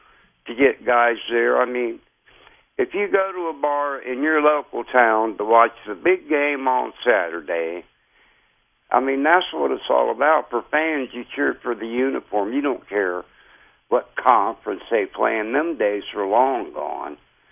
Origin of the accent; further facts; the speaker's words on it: Ohio, United States; I'm from Ohio